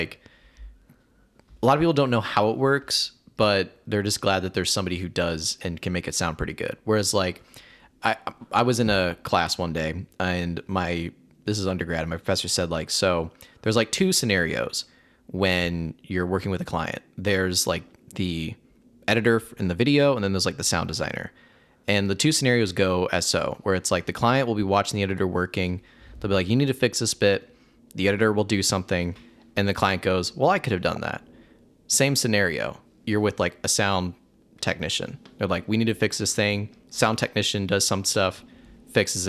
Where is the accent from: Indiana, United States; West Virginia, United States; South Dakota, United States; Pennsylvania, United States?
Indiana, United States; Huntington; I'm from Huntington.